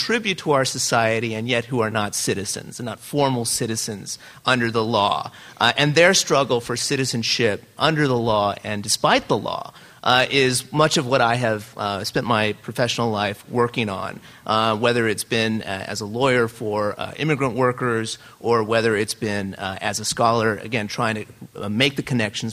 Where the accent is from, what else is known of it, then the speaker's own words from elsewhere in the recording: El Paso, Texas, United States; growing up in El Paso, Texas